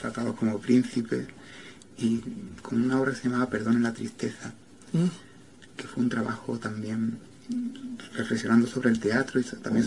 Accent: Jerez de la Frontera, Andalusia, Spain; moved away; also born or lived in Barcelona; de mi pueblo, de Jerez de la Frontera, donde yo he nacido

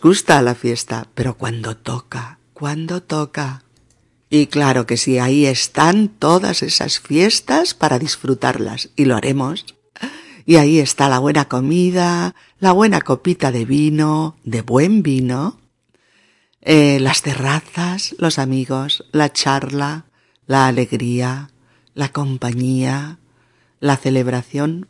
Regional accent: Spain

